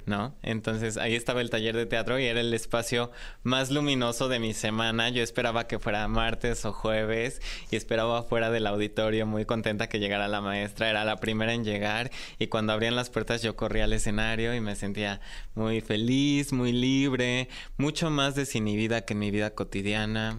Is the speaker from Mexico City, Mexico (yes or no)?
yes; Mexico City, Mexico; yo nací aquí en la Ciudad de México y crecí en una familia tradicional